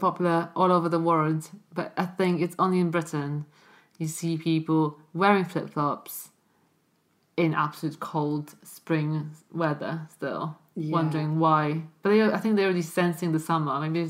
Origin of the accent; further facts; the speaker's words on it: Poland; moved away; also born or lived in Cardiff, Wales; obviously we have flip-flops in Poland